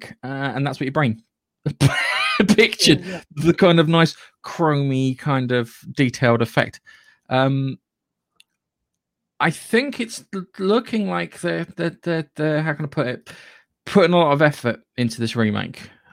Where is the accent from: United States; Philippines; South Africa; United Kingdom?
United Kingdom; Being British